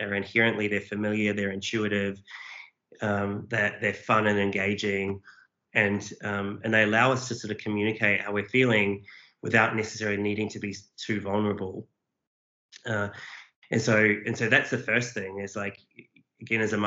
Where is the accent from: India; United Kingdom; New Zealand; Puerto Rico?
New Zealand; now in Australia; I'm a Kiwi, but I've lived here a long time.